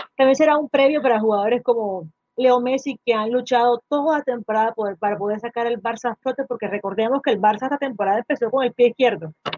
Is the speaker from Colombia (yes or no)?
yes; Colombia; aquí en mi país